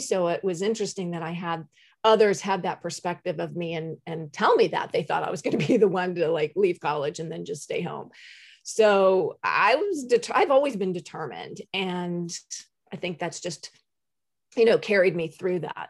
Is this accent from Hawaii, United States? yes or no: no; Maryland, United States; moved away as an adult; also born or lived in Washington, D.C.; now in Jacksonville, United States; I grew up in Maryland